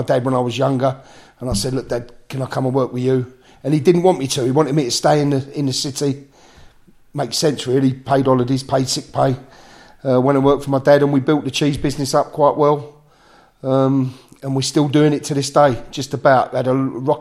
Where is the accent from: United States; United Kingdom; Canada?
United Kingdom; Romford, London; born or raised there; also born or lived in Whitechapel, London / Harold Hill